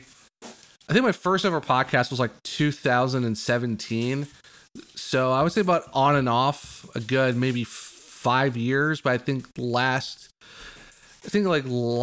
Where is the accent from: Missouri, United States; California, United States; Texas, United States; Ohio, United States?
Ohio, United States; Northeast; I'm from Northeast Ohio